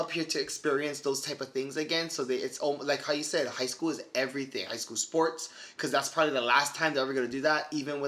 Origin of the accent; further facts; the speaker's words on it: Hawaii, United States; moved away as an adult; at prom in Hawaii, we go all out for prom.